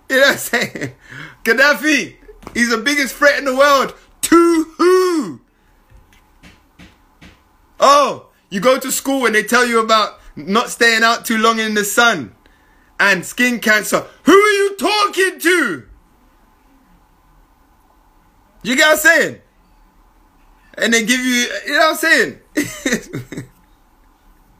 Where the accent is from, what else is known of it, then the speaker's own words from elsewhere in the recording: London, United Kingdom; I came from London